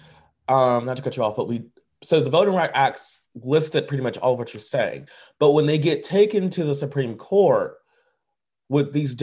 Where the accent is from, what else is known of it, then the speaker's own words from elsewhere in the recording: United States; as an American